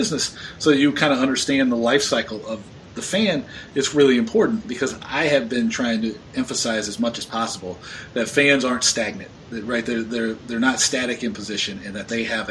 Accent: Georgia, United States; growing up in Georgia

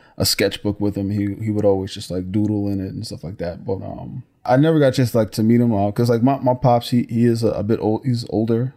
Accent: Newark, New Jersey, United States; even as a youth growing up in Newark

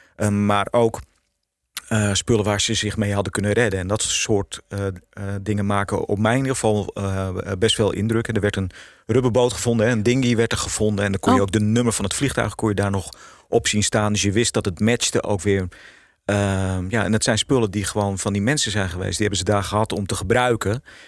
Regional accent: Netherlands; voor ons als Nederlanders

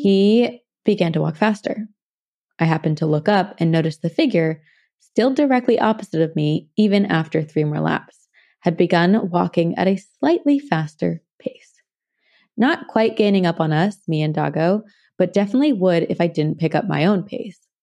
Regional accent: New Jersey, United States; I'm from Jersey too.

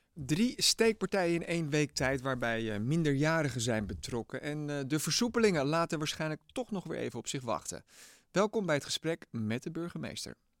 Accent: Amsterdam, North Holland, Netherlands; ik wel als Amsterdammer.

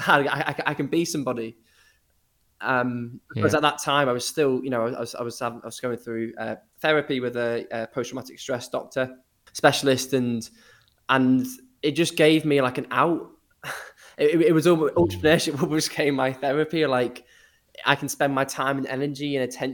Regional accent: Liverpool, North West England, United Kingdom; also born or lived in Eastbourne; I was about 5 years old, we moved from Eastbourne on the south coast to Liverpool

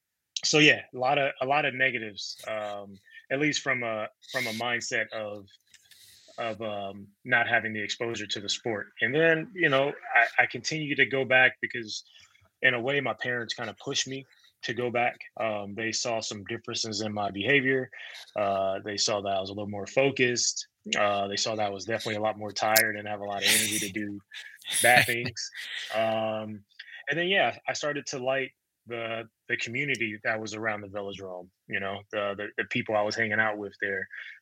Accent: Compton, California, United States; Born and raised in Compton, California. Grew up in a pretty big family, mom, dad. I have five sisters and a brother.

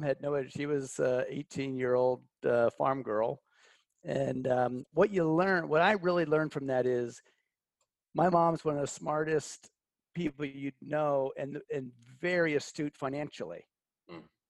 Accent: Pittsburgh, Pennsylvania, United States; I grew up in outside of Pittsburgh, Pennsylvania

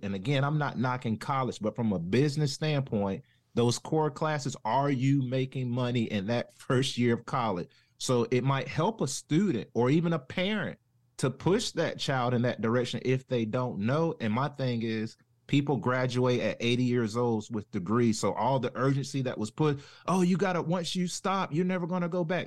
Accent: Jacksonville, North Carolina, United States; accent: southern; I'm originally from, uh, North Carolina, a town called Jacksonville, home of Camp Lejeune. No associated with the military, but my grandparents and family history has always been sharecroppers, so I kinda grew up in, like, a country farm area.

